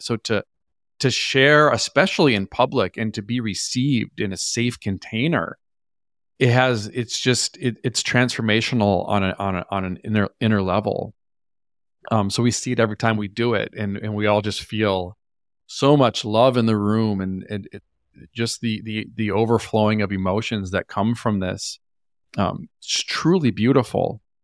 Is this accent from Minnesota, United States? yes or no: yes; Minnesota, United States; also born or lived in New York / Los Angeles; now in Austin, United States; I grew up in Minnesota. I'm originally from a small town in Minnesota